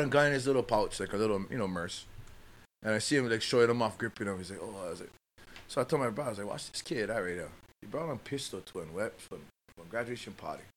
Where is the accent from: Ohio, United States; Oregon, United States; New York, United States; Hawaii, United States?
Hawaii, United States; Waianae; my hometown of Waianae.